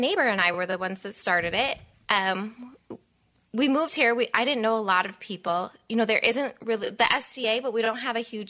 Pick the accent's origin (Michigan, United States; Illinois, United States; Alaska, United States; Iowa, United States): Michigan, United States; Atlanta; also born or lived in Camden, Ohio; now in Saugatuck area, Michigan; But I'm originally from Northern Michigan.